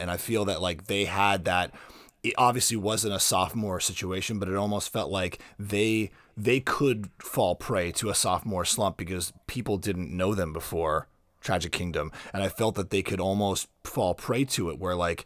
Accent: South Florida, United States; I grew up in South Florida

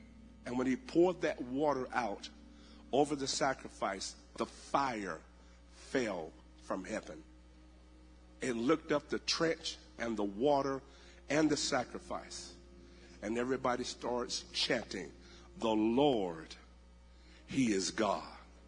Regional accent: Alabama, United States; I'm from Alabama. I don't know nothing about y'all.

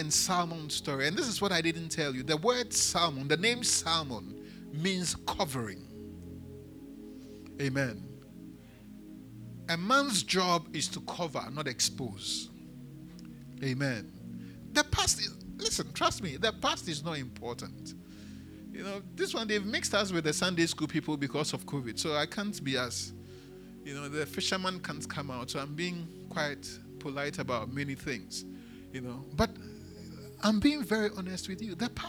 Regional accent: Elmina, Central Region, Ghana; born there; English is a second language; I was born in Elmina.

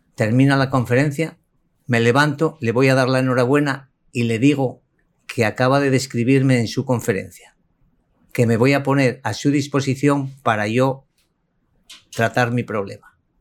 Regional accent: Asturias, Spain; español y concretamente de Asturias, región del norte de España. Yo me formé en Asturias mi bachillerato, mi infancia

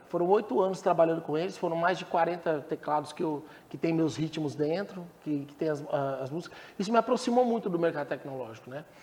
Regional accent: Blumenau, Santa Catarina, Brazil; moved away as an adult; now in Goiânia, Brazil; lá no sul, eu sou de Blumenau, sou de Santa Catarina. Blumenau.

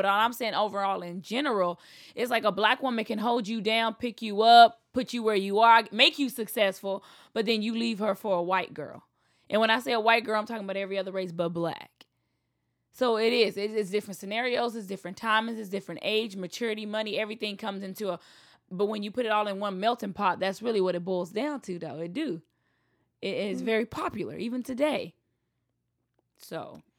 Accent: the South, United States; I grew up in the South. It's a lot easier.

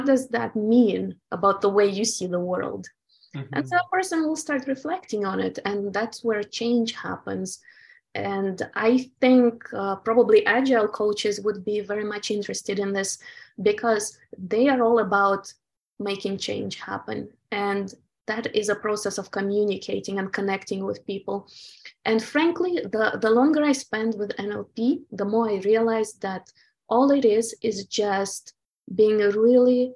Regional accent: Ukraine; moved away; I was born in the Soviet Ukraine and we were very much conditioned by the communist culture

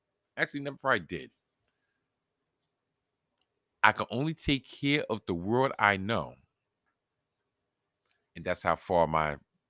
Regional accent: New York, United States; I was born and raised in New York. I didn't come from another country.

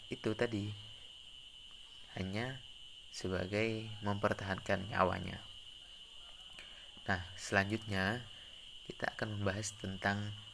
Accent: Sungai Deden, West Kalimantan, Indonesia; Saya berasal dari desa Sungai Deden, kecamatan Subah, Kabupaten Sambas

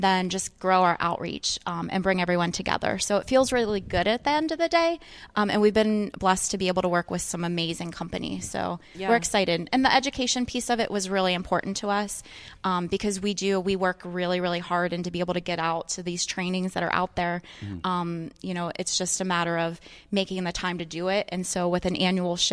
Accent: Pittsburgh, Pennsylvania, United States; We all say we're from Pittsburgh, even if we're in Greensburg

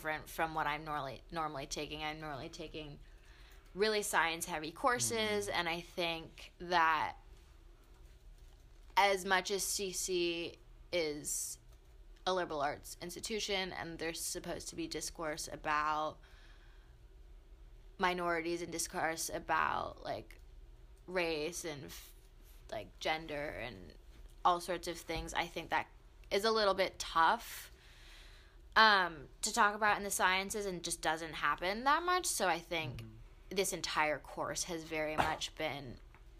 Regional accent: Baltimore, Maryland, United States; I am originally from Baltimore, Maryland.

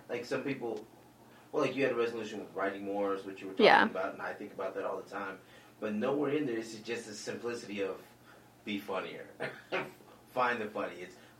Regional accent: Lubbock, Texas, United States; No, I'm just from Lubbock, Texas.

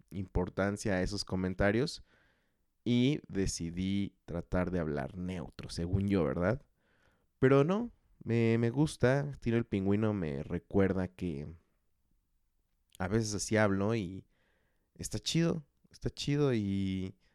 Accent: Chalco, State of Mexico, Mexico; Lo curioso es que tampoco me siento ya de, de Chalco, o sea, no, no tengo un arraigo por mi ciudad natal, por así decirlo. Sé que tampoco soy de la Ciudad de México, entonces ya no sé a dónde pertenezco.

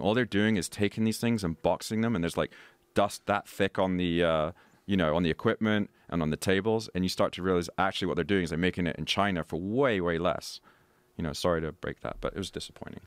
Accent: London, United Kingdom; I was born and raised in London, very cosmopolitan.

